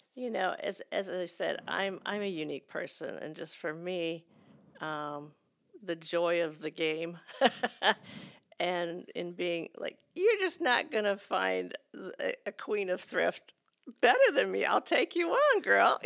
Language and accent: English; United States; as American Christians